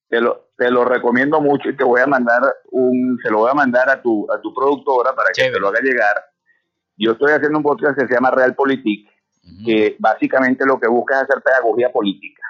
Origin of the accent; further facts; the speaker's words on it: Venezuela; esas cosas ocurran en mi país